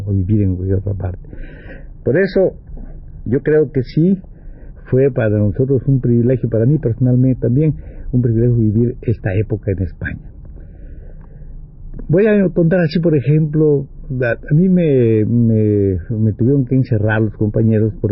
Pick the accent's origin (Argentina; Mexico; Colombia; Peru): Mexico; yo soy mexicano, ah, tú eres mexicano, pues ven, vamos allá.